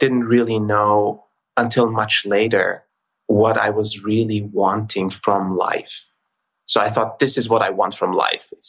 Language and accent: English; Austria; I was born in Austria to a family of immigrants from Turkey.